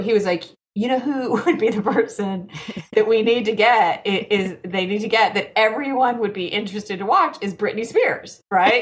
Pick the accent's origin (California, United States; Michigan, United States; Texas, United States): Texas, United States; now in New Jersey, United States; me growing up in Texas